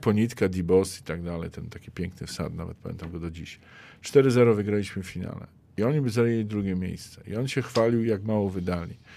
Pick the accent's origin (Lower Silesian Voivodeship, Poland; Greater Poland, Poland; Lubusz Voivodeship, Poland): Lubusz Voivodeship, Poland; Zielona Góra; u nas w Zielonej Górze